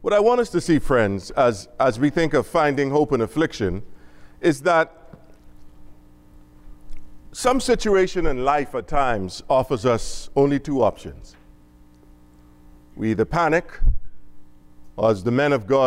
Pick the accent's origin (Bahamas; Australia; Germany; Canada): Bahamas; now in Dallas, United States; I'm from the Bahamas. I'm from the islands